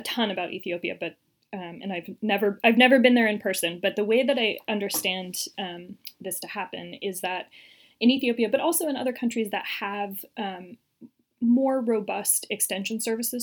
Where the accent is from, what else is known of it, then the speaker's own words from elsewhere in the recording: United States; I'm American